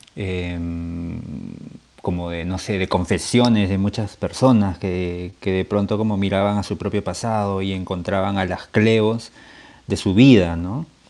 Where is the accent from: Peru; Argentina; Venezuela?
Peru; como peruanos